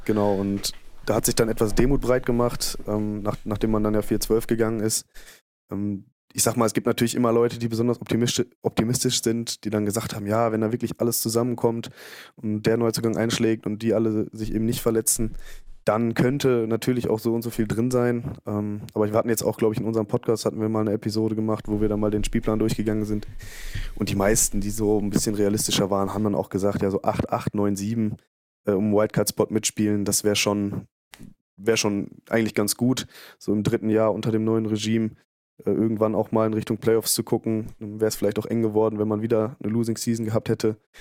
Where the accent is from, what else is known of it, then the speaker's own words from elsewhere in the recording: Bielefeld, North Rhine-Westphalia, Germany; ich komme aus Bielefeld